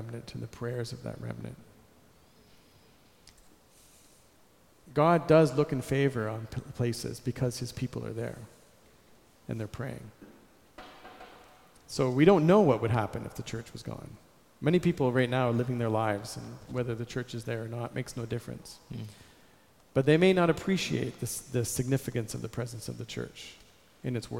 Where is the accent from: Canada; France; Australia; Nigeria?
Canada; I'm a Canadian. I grew up in Canada.